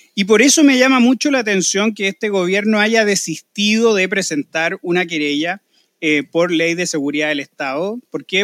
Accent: Chile; nosotros los chilenos

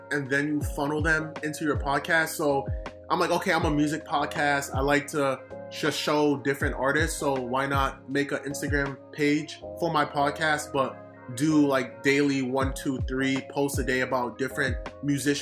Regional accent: Jamaica; now in United States; I'm originally from Jamaica

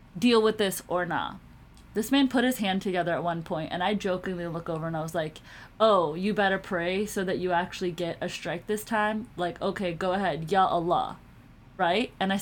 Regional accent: Pakistan; I shouldn't have identified myself as South Asian because I am like Pakistani

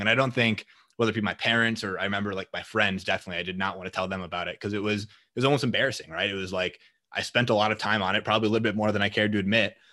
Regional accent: Green Bay, Wisconsin, United States; moved away as an adult; now in Minneapolis, United States; I'm initially from Green Bay, Wisconsin, and then I came up to Minneapolis to attend school at the University of Minnesota.

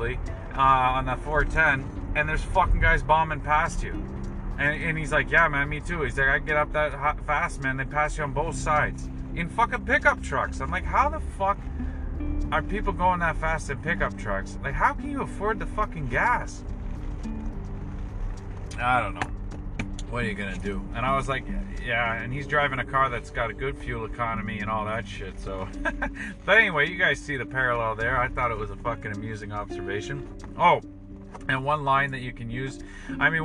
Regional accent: Toronto, Ontario, Canada; I'm from the West End

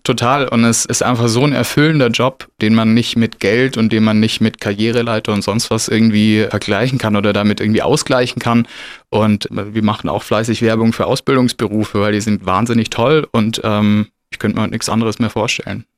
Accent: Stuttgart, Baden-Württemberg, Germany; wohne in Stuttgart Ost, bin ein bisschen ausgewandert, weil geboren bin ich in Bad Cannstatt

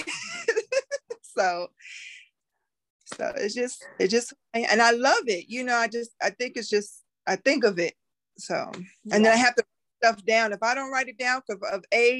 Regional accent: New York, United States; moved away; I'm originally from New York

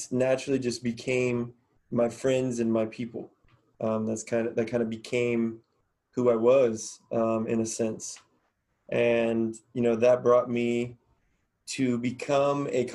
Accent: Cincinnati, Ohio, United States; moved away as an adult; also born or lived in Florida / Pittsburgh / Charleston, West Virginia; I grew up kind of all over the place, was born in Florida. I have roots in Pittsburgh, grew up primarily in Cincinnati, Ohio, went to high school at Mason

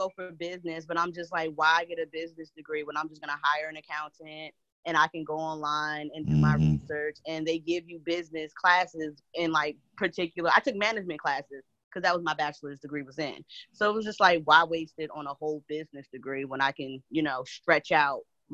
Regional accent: New Jersey, United States; I grew up in New Jersey, two-parent household

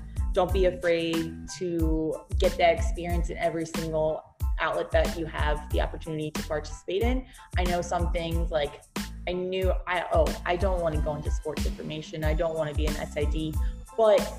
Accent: New Jersey, United States; moved away as an adult; now in Baltimore, United States; I am from Jersey

